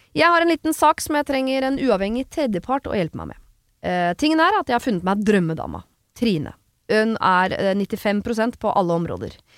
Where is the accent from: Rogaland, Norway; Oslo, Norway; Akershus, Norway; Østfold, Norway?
Oslo, Norway; moved away as an adult; now in Son, Norway; jeg kommer fra Oslo, stor by.